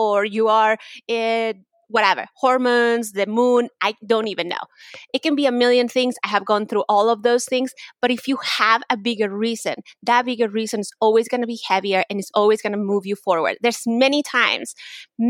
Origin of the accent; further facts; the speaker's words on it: Mexico; English is a second language; moved away; I'm from Mexico, so it's really, like, weird to hear people just right away make assumptions just because I have an accent or because I'm Mexican